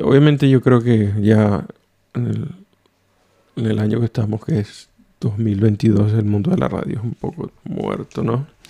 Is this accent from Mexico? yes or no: no; Venezuela; moved away as an adult; now in Oulu, Finland; soy de Venezuela